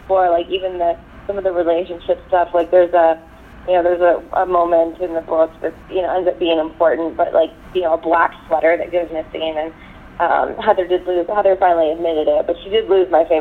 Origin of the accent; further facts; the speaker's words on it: Texas, United States; I grew up in Texas